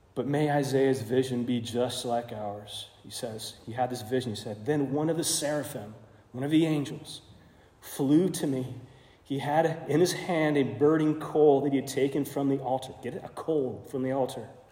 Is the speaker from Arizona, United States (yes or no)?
yes; Arizona, United States; I grew up in Arizona. Uh, most of my teenage life there spent there too